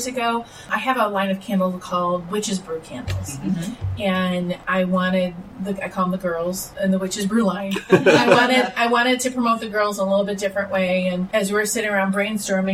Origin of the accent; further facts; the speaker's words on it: Ferndale, Michigan, United States; I'm from Ferndale, Michigan, the Detroit area